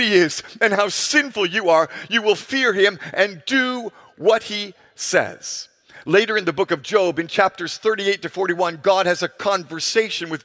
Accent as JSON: {"language": "English", "country": "Ghana", "tie": "born or raised there", "said": "our culture here in my home country of Ghana"}